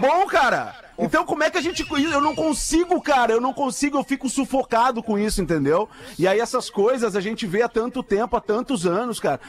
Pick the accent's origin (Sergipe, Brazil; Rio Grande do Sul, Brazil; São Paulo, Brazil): Rio Grande do Sul, Brazil; Porto Alegre; como gaúcho porto-alegrense